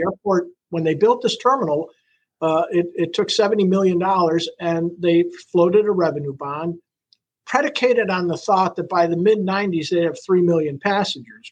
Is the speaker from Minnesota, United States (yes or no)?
no; Buffalo, New York, United States; moved away as an adult; now in Sarasota, United States; I grew up in Buffalo